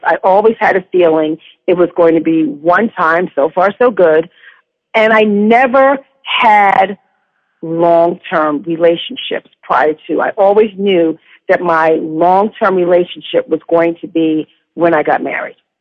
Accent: New York, United States; I grew up in New York.

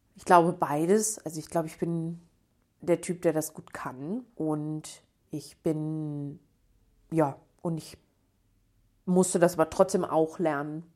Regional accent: Bochum, North Rhine-Westphalia, Germany; ich bin ja aus Bochum, also ganz bei mir um die Ecke sozusagen

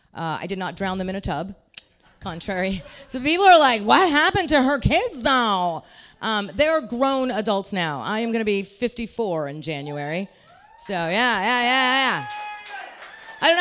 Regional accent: Pakistan; Yeah, I am Pakistani. People always ask me if it's weird being a Pakistani comic.

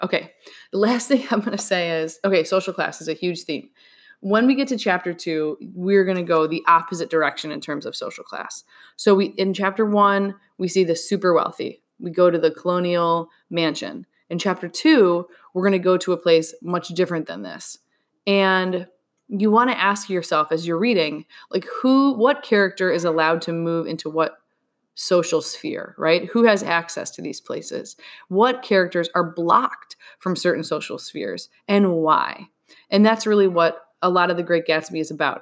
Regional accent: United States; we, as an American people

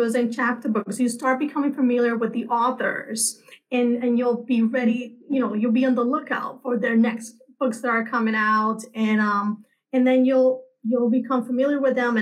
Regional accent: Puerto Rico; I'm from Puerto Rico

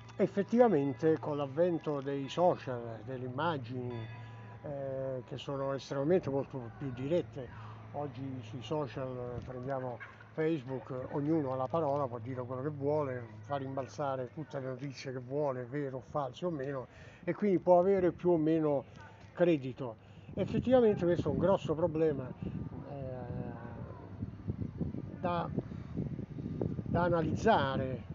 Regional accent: Tivoli, Lazio, Italy; noi che ci siamo nati

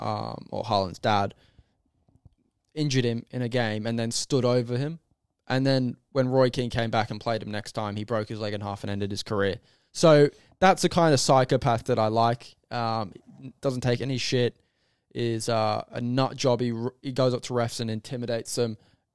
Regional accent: Australia; he is very opposite to our values as an Australian. As an Australian, especially in sports, we're all taught as kids to give it a go and try your best and sacrifice for your team. That's the most important thing in Australia.

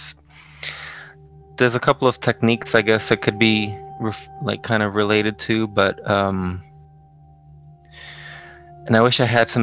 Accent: New York City, New York, United States; the housing projects where I grew up in Brooklyn

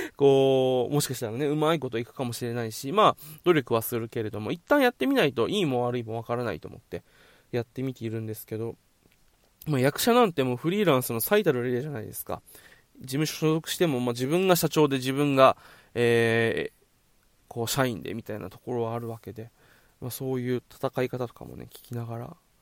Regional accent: Okinawa, Japan; also born or lived in Tokyo; 地元沖縄に

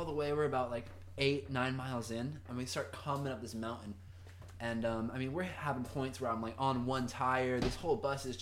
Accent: Fountain Valley, California, United States; also born or lived in Huntington Beach / Newport Beach; I grew up right over in Fountain Valley

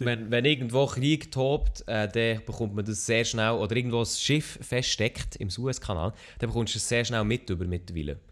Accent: Switzerland; Ich bin Schweizer Podcaster, Streamer

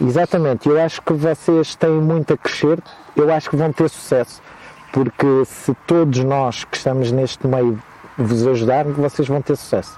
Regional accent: Almeirim, Santarém District, Portugal; moved away; na minha terra, que é Almeirim, que vocês não conhecem, mas é a melhor terra do mundo

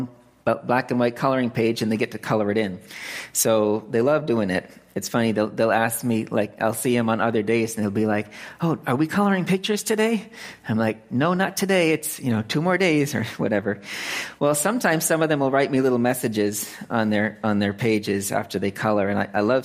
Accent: Lancaster, Massachusetts, United States; born or raised there; moved away as an adult; also born or lived in California; now in Phnom Penh, Cambodia

